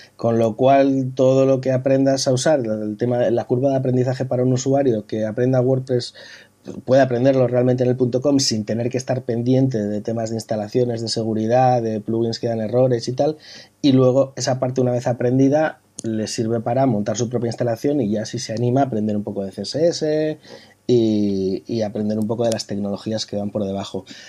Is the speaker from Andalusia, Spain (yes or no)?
no; Bilbao, Basque Country, Spain; now in Madrid, Spain; yo soy, soy de Bilbao, pasa que llevo muchos años viviendo en Madrid